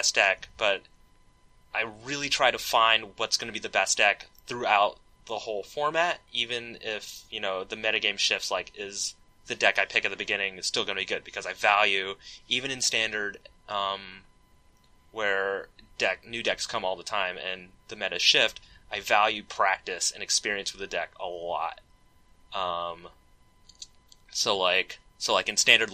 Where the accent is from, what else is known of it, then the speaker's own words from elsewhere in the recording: Raleigh, North Carolina, United States; now in Seattle, United States; I grew up in Raleigh, North Carolina